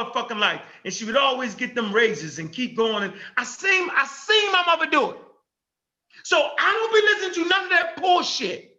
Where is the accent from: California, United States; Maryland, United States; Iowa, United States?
Maryland, United States; Baltimore; I was born on Edna Street